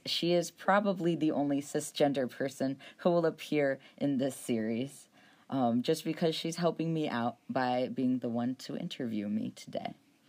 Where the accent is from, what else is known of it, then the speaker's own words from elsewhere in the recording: Ohio, United States; I grew up in Ohio, which is where we currently are, though I attended the University of Alabama for undergrad.